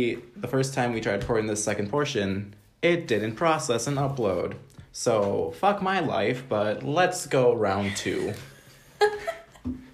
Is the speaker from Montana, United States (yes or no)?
no; Long Beach, California, United States; I was born in Long Beach